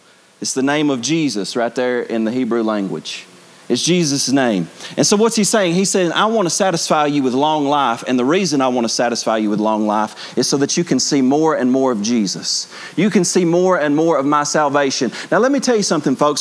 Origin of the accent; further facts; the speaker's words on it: Bible Belt, Southern United States, United States; we grew up in the Bible Belt